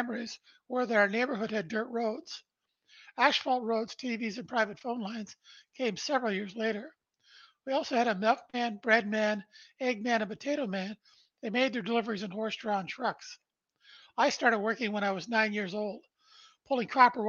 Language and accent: English; Brantford, Ontario, Canada; I was born in Brantford, Ontario, Canada, on December 1st, 1953. Our family lived in a small two-bedroom post-World War II bungalow where my mom and dad raised three boys.